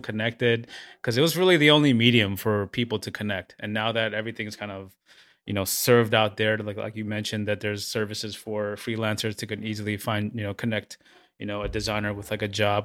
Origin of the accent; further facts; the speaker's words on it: New York City, New York, United States; I grew up in Flushing where, you know, I went to, I took the train, the hour and a half train ride with my friends to high school to, to the Bronx.